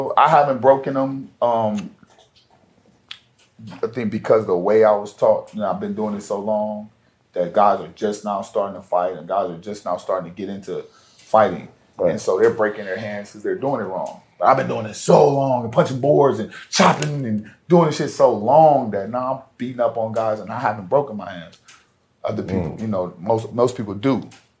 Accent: Ohio, United States; I grew up in Ohio. I know what snow do, and snow don't help you.

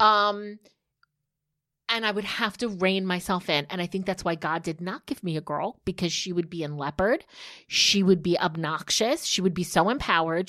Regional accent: New Jersey, United States; as a girl growing up in New Jersey

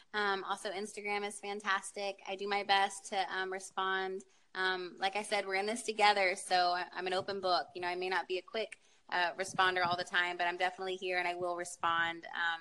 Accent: Houston, Texas, United States; the Houston Marathon. It's my hometown

